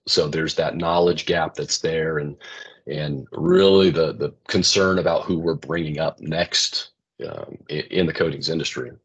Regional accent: West Coast, United States; I grew up in the West Coast

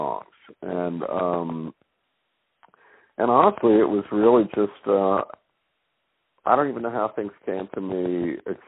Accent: Rhode Island, United States; moved away; also born or lived in the South (US); growing up in Rhode Island. You know, I've lived in the South for 35 years, but I realized, man, you grew up in this place.

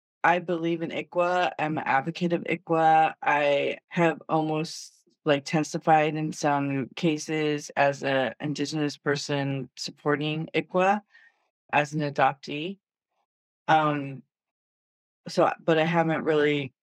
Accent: Danville, California, United States; moved away as an adult; also born or lived in Los Angeles, California; I was born in LA, but I was raised in Northern California, in Danville

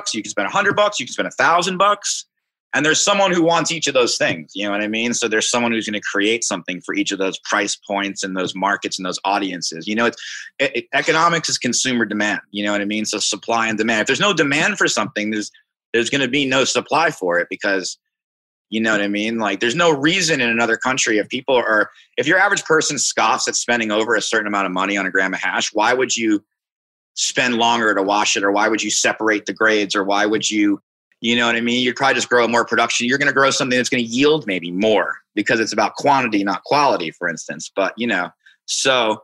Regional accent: Long Island, New York, United States; moved away as an adult; also born or lived in Ithaca, New York / Seattle, Washington; now in Philadelphia, United States; I grew up on Long Island, actually, Long Island, New York

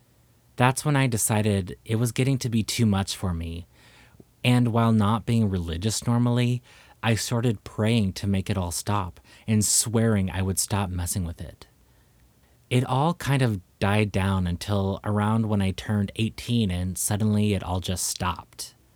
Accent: Texas, United States; I was raised in Texas, and I've heard many, but this was not an owl.

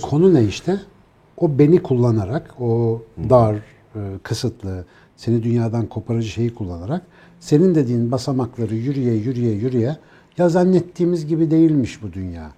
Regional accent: Ankara, Turkey; bir Ankaralıyız ya suyla ilişkimiz malum yani.

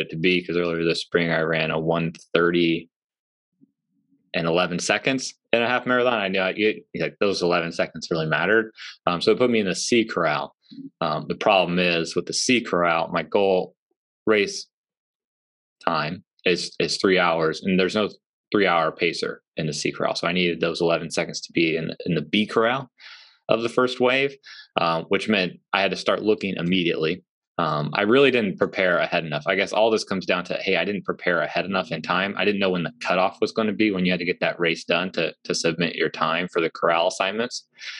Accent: Central Illinois, United States; moved away; It's in my hometown

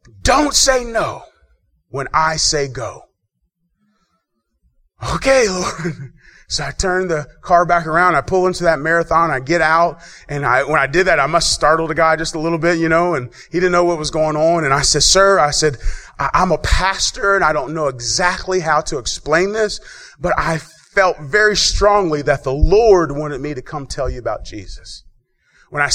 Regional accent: Dayton, Ohio, United States; moved away; I grew up in Dayton

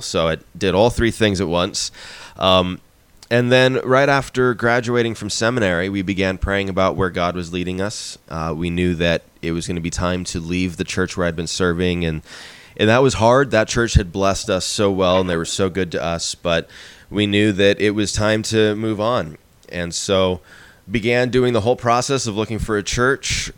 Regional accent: Arizona, United States; moved away as an adult; also born or lived in San Diego area, California / Philadelphia area, Pennsylvania; we moved from Arizona, where I had grown up and where I was living, to just outside Philadelphia

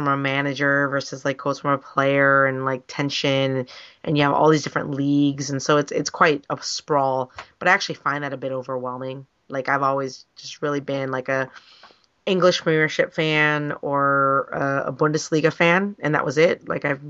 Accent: Oakland, California, United States; I am from the East Bay. I am an Oakland kid. I am an Oakland A's fan before Moneyball ever came out.

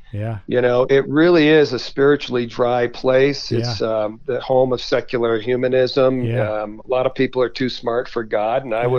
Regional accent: New England, United States; now in Colorado, United States; We've moved to Colorado, which, you know, growing up in New England, I grew up fly fishing and skiing

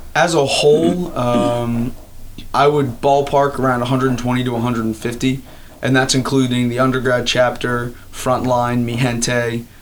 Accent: Elkton, Maryland, United States; I was actually born uh, and raised right across the border in Maryland. Uh, I grew up in Elkton, Maryland

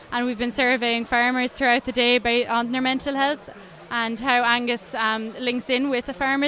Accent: Thurles, Munster, Ireland; We're from Thurles in County Tipperary

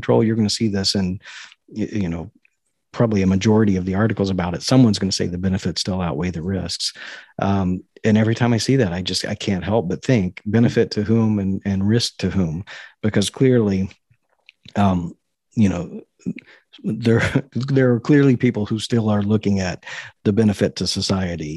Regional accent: Kentucky, United States; I was born in Kentucky

